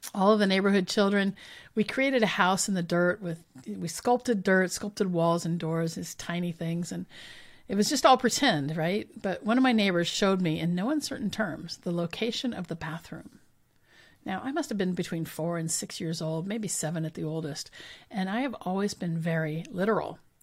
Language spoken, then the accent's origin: English; Richland, Washington, United States; when I was growing up in Richland